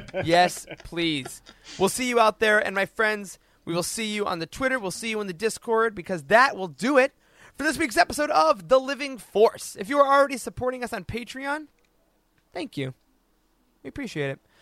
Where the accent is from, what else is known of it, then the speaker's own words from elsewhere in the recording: Midwest, United States; my overly polite Midwestern face